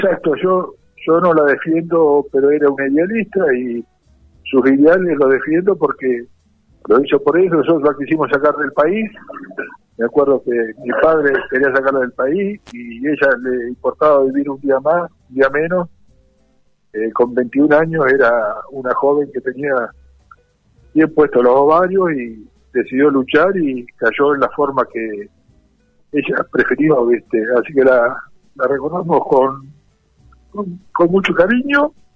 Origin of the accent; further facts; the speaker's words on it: Darregueira, Buenos Aires Province, Argentina; moved away as an adult; also born or lived in Mar del Plata / Bahía Blanca; now in Dolores, Argentina; yo nací en Regueira... en el hospital